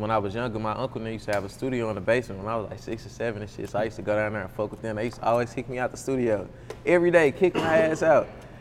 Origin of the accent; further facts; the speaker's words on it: St. Louis, Missouri, United States; also born or lived in Los Angeles; I'm coming from St. Louis